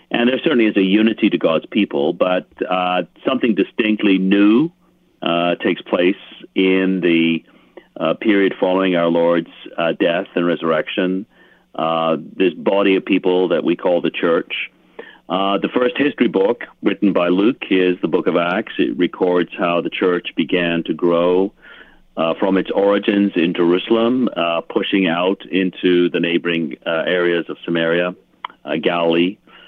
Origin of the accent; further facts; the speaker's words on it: England, United Kingdom; I was born in England, and so I had the privilege of growing up in a context where there was a lot of history, older history around.